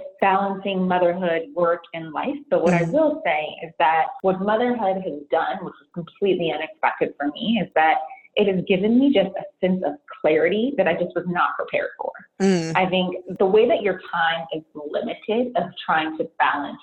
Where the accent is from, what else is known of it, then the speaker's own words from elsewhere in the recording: San Francisco Bay Area, California, United States; born and raised in the San Francisco Bay Area